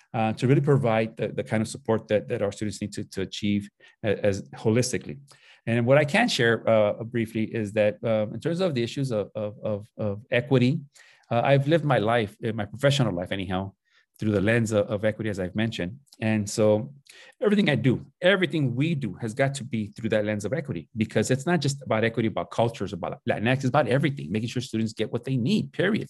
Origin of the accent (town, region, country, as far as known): Los Angeles, California, United States; born or raised there; also born or lived in Nicolas Bravo, Chihuahua, Mexico / Tijuana, Mexico